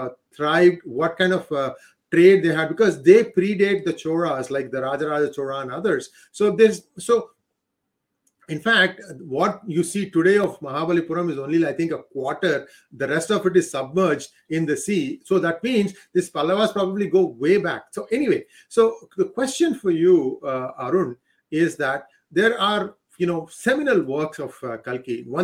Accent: Hyderabad, Telangana, India; I grew up in Hyderabad

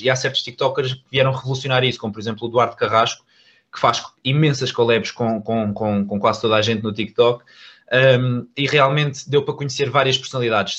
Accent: Algarve, Portugal; moved away as an adult; now in Lisbon, Portugal; eu era do Algarve, ou, ou seja, eu ainda sou do Algarve

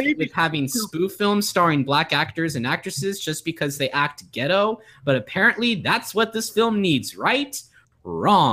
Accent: the West, California, United States; I'm from the West

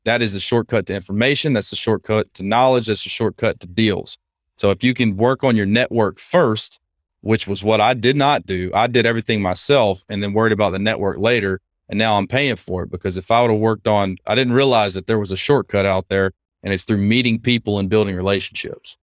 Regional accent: Lake Charles, Louisiana, United States; moved away as an adult; I grew up in Lake Charles, Louisiana

